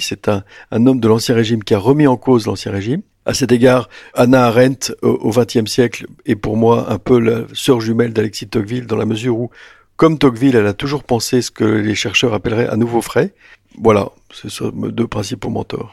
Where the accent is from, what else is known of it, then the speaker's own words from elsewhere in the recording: France; j'habitais la province, je suis venu à Paris